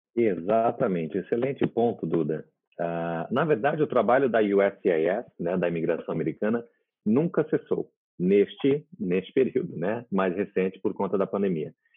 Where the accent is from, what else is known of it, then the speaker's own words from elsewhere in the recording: Brazil; now in Florida, United States; eu sou brasileiro